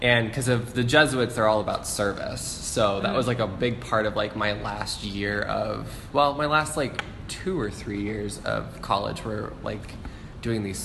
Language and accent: English; Omaha, Nebraska, United States; now in Baltimore, United States; I'm from Omaha, Nebraska.